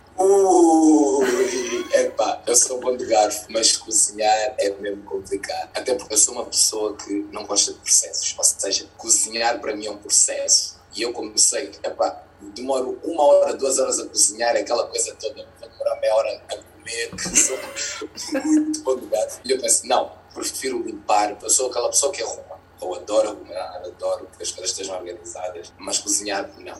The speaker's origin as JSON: {"language": "Portuguese", "town": "Loures", "region": "Lisbon", "country": "Portugal", "tie": "born or raised there", "also_born_or_lived": "Angola", "said": "o bairro onde eu cresci, que foi ali é, na Portela da Azóia, pertence ali a Bobadela"}